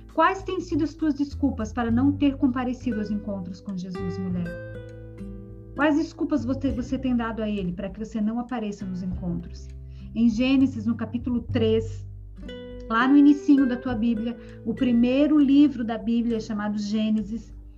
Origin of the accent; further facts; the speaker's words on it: Joinville, Santa Catarina, Brazil; now in João Pessoa, Brazil; na minha terra de origem, lá em Joinville, onde eu sou de Joinville, a minha família toda mora em Joinville